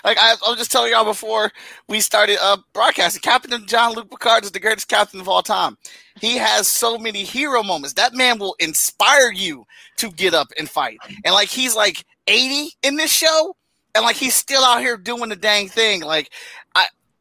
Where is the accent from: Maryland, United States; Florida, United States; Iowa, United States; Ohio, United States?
Ohio, United States; Cleveland; I grew up in Cleveland, Ohio.